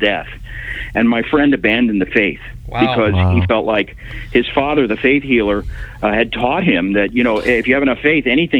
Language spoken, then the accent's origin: English; Tulsa, Oklahoma, United States; I grew up in Tulsa, Oklahoma.